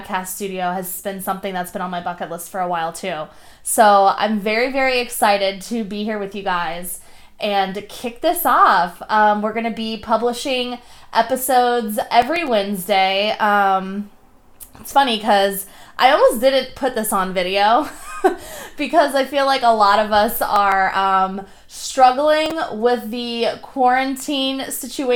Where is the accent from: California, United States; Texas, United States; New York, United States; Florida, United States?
Florida, United States; Delray Beach; moved away as an adult; also born or lived in Tampa, Florida; now in Portland, United States; I was born and raised in Florida. I'm a Florida girl. Love it down there. 561 Delray Beach